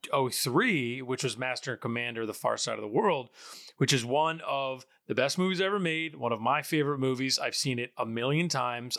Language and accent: English; just north of New York City, United States; I'm kinda near where I'm from, kind of in between where we're both from, actually, um, just north of New York City